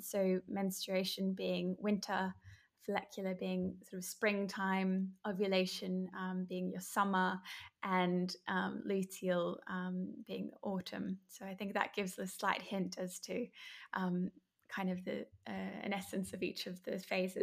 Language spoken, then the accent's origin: English; Brisbane, Queensland, Australia; I'm from Brisbane, Australia